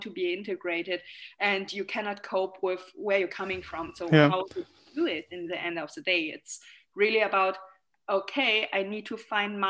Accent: Germany; also born or lived in Shanghai, China; I moved to Germany when I was 6 years old. I was born in Shanghai, and the first time when I went or moved here, it was really a cultural shock because I didn't speak any word of German at school

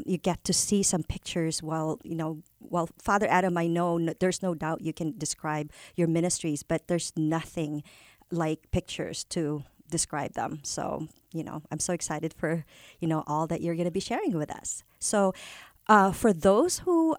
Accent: Philippines; first language Tagalog; English is a second language; now in United States; I grew up in the Philippines. My first language is Filipino, Tagalog from Manila, and then Filipino

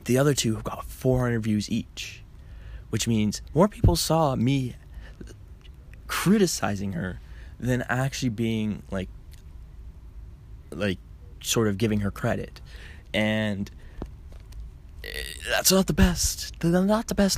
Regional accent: Canada; I'm Canadian

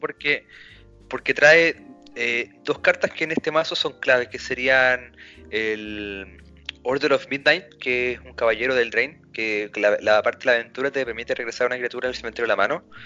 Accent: Salamanca, Castile and León, Spain; los que somos de Salamanca, el Team Salamanca

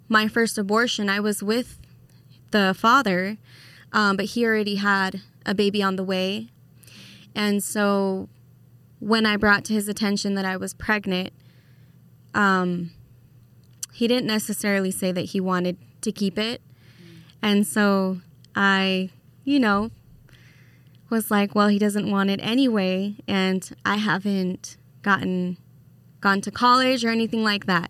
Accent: Las Vegas, Nevada, United States; now in Idaho, United States; I am from Las Vegas originally, and I got brought out here to Idaho

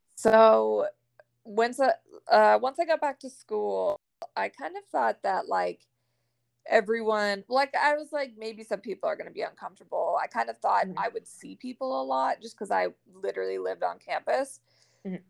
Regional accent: Maine, United States; now in Florida, United States; I'm from Maine originally, and I live in Florida now

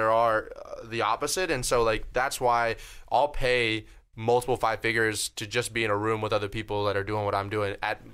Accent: Florida, United States; moved away; back in my hometown of Florida

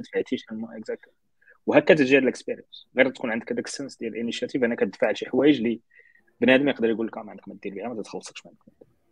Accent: Morocco; حنايا ككولتور مغربيه

